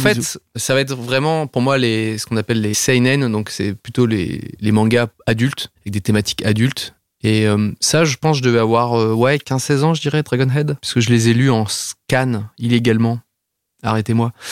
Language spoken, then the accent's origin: French; south of France, France; je viens du sud de la France